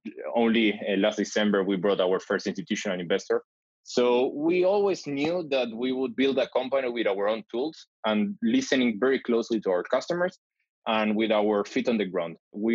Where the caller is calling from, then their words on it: Tel Aviv, Tel Aviv District, Israel; I'm calling from Tel Aviv.